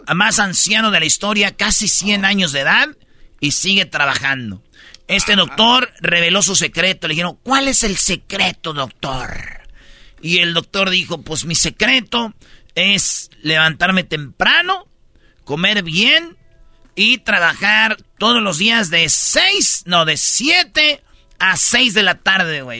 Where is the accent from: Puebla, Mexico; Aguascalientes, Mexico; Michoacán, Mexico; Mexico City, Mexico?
Michoacán, Mexico; moved away; allá en, en Michoacán, en mi pueblo